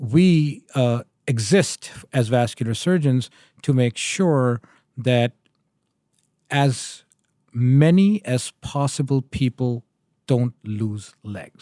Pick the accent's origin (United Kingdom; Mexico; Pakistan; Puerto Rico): Pakistan; moved away as an adult; also born or lived in Connecticut, United States / Memphis, Tennessee, United States; now in Michigan, United States; I am originally from Pakistan. I moved to the U S in two thousand and two